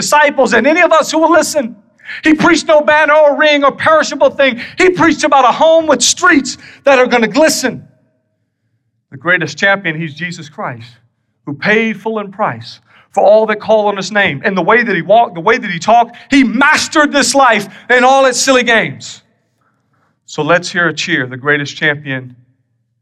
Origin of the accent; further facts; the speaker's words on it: South Carolina, United States; moved away; I'm from South Carolina originally